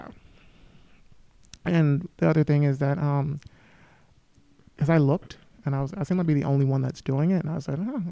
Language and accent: English; Montgomery, Alabama, United States; moved away; my hometown, Montgomery, Alabama